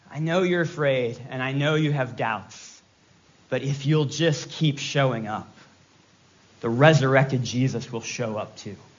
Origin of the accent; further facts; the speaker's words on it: Virginia, United States; I'm from Virginia. I can say y'all.